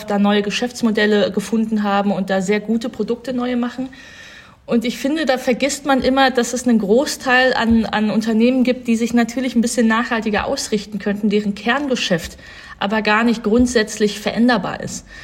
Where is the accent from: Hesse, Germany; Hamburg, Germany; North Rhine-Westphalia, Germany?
North Rhine-Westphalia, Germany; Und ich komme ja aus Nordrhein-Westfalen, habe jetzt keine Familiengeschichte in der Richtung, aber ich kenne natürlich diese ganzen Familien.